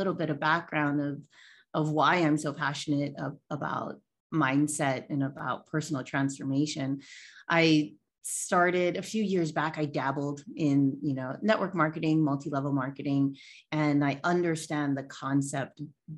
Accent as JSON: {"language": "English", "region": "Hawaii", "country": "United States", "tie": "born or raised there", "said": "I am born and raised in Hawaii. I am a native Hawaiian."}